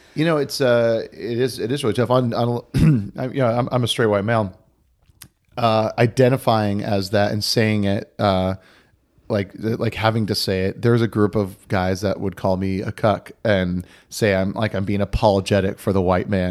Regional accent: Oahu, Hawaii, United States; I, I, was born and raised on Oahu

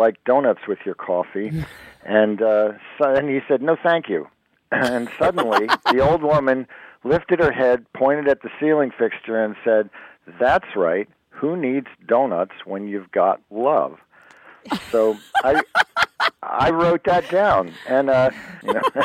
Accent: Jersey Shore, New Jersey, United States; also born or lived in Brooklyn, New York; I grew up on the Jersey Shore

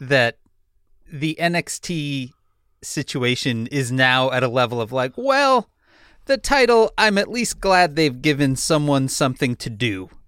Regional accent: Chicago, Illinois, United States; I'm from Chicago. I'm from the punk scene in Chicago.

